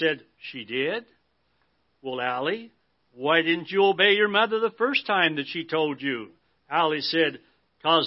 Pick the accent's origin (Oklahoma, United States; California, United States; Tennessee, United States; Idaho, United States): Idaho, United States; As a young boy growing up in Idaho